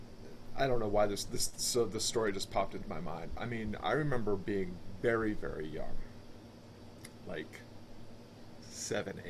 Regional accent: Springfield, Massachusetts, United States; I grew up outside of Springfield, Massachusetts for a lot of my youth

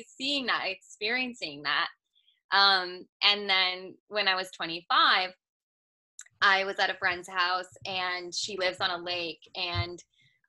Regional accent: California, United States; now in Georgia, United States; I'm from California

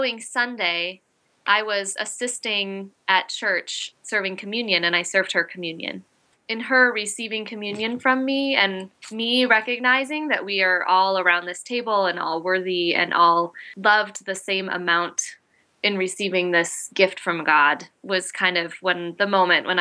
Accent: Lindstrom, Minnesota, United States; moved away as an adult; now in Portland, Maine, United States; I grew up in a small town, a small Swedish town called Lindstrom, just north of the Twin Cities

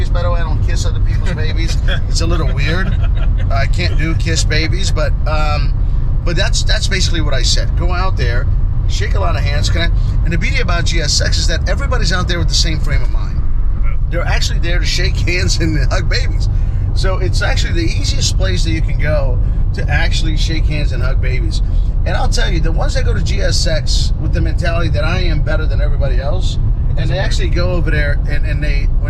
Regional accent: Orlando, Florida, United States; moved away; it's going to be in my hometown. It's going to be in our hometown

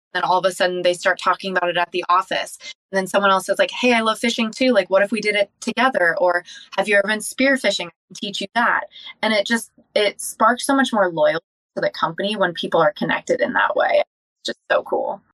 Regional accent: Encinitas, California, United States; I grew up in Encinitas, California

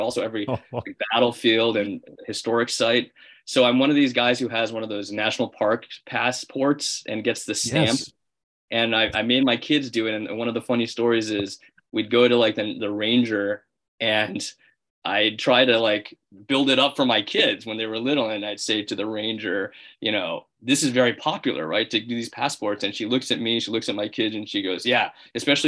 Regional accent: Springfield, Illinois, United States; I grew up in Springfield, Illinois, which is the capital of the state

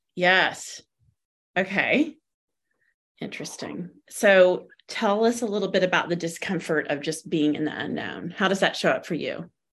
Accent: the South, United States; moved away; also born or lived in California; we were raised in the South in a Christian faith

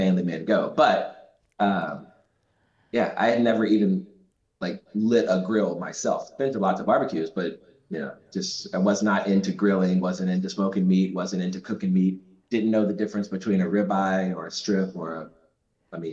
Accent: Southern Louisiana, United States; I'm also from Southern Louisiana, and my mom's side of the family is Italian

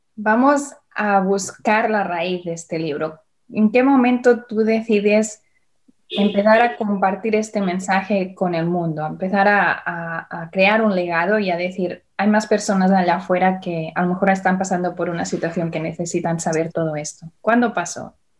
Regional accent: Barcelona, Catalonia, Spain; now in Indianapolis, United States; Y nací en Barcelona y ahora vivo en Estados Unidos con mi familia

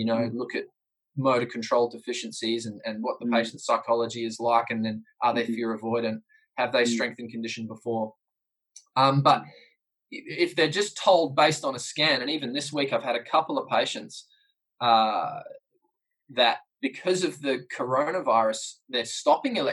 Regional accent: New Zealand; as a New Zealander

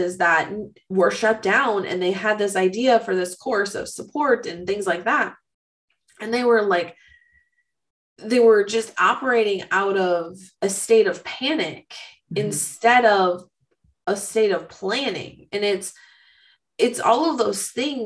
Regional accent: Minnesota, United States; stereotyping me as a Minnesotan

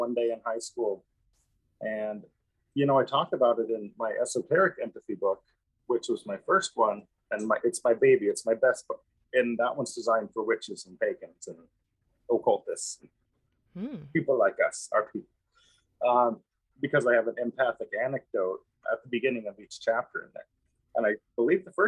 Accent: Missoula, Montana, United States; moved away as an adult; now in Kauai, United States; born and raised in Missoula, Montana, lovely place.

